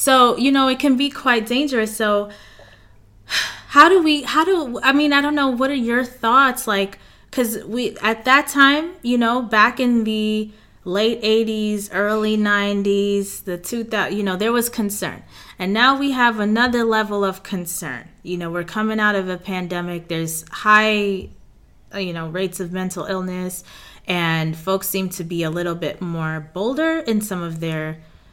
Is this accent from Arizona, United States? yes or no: no; New York City, New York, United States; I'm from Queens, New York